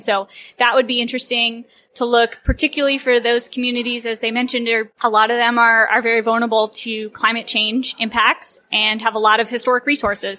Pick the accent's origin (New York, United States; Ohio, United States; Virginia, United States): Virginia, United States; I grew up in a historic town in Virginia